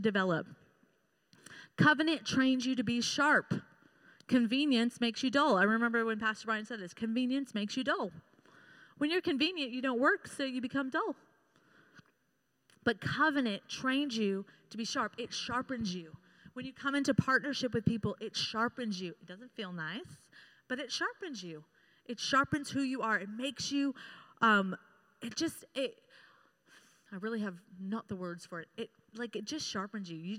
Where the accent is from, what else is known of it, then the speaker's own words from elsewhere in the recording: United States; I've grown up in America